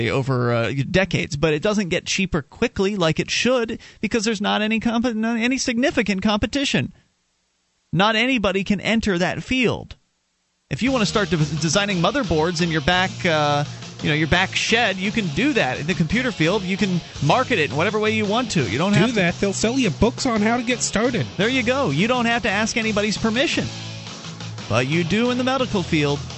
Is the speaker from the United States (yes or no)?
no; Canada; because it's one thing when you're growing up in Canada and they're telling you things like